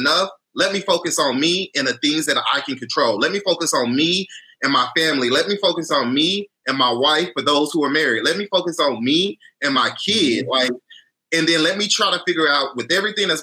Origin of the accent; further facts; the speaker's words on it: Houston, Texas, United States; moved away; I'm from Houston, originally from Houston